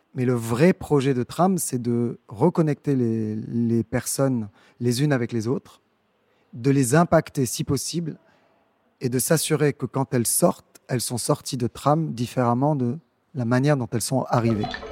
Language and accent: French; Dakar, Senegal; moved away; Je suis né à Dakar, je suis sociologue de formation et je suis revenu euh, dans mon pays d'origine il y a une petite, une grande dizaine d'années